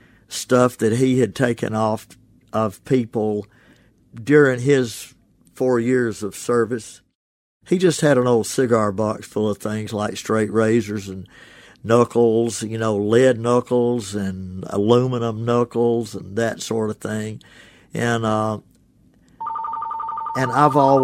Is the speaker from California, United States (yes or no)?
no; Ashland, Mississippi, United States; now in Oxford, United States; My hometown is Ashland, Mississippi